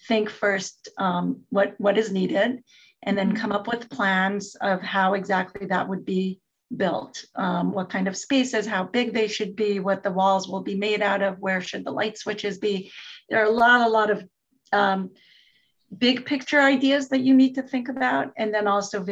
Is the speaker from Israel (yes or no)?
yes; Jerusalem, Jerusalem District, Israel; I'm from Israel. I grew up in Israel, in Jerusalem